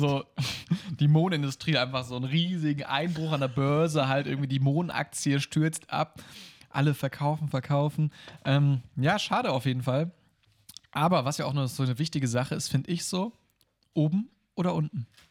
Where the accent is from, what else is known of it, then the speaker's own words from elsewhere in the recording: Germany; als Deutscher